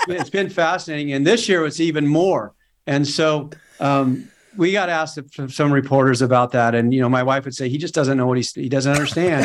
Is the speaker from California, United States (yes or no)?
yes; Bieber, California, United States; I'm from Northern California